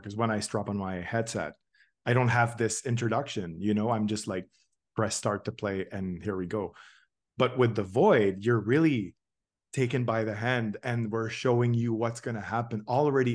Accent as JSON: {"language": "English", "town": "Toronto", "region": "Ontario", "country": "Canada", "said": "I'm from Toronto, and uh, we had two Void locations here"}